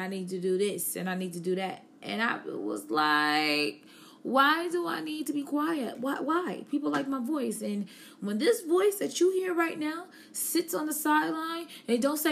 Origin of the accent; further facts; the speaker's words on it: Buffalo, New York, United States; now in Charlotte, United States; I am from Buffalo, New York